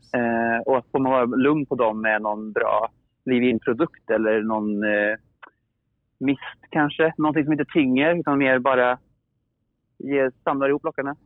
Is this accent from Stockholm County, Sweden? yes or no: no; Åmål, Västra Götaland, Sweden; jag är från Åmål